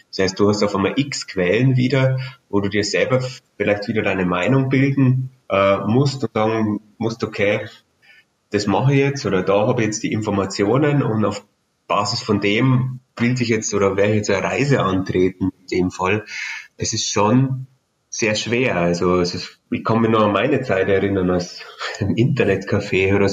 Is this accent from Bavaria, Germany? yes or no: yes; Bavaria, Germany; als Bayer kenne ich jetzt nicht jeden Berg